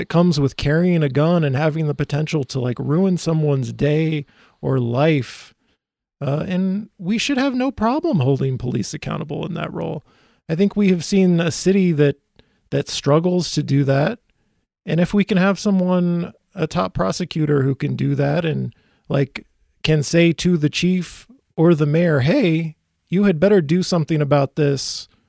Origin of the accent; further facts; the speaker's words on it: Minneapolis, Minnesota, United States; I come from Minneapolis